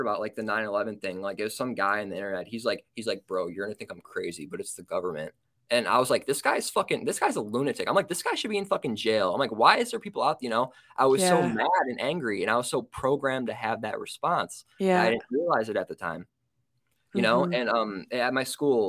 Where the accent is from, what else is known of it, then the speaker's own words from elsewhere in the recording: Illinois, United States; I was born in Illinois